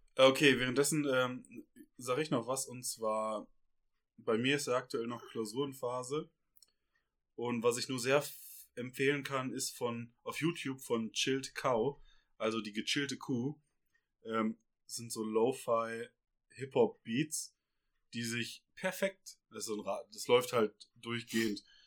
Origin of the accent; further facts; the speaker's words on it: Ruhr area, North Rhine-Westphalia, Germany; now in Bavaria, Germany; Wir kommen aus dem Ruhrgebiet